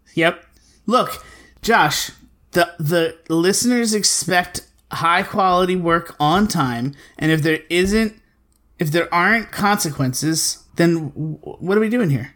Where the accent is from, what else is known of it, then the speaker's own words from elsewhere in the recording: Philadelphia, Pennsylvania, United States; I'm from Philly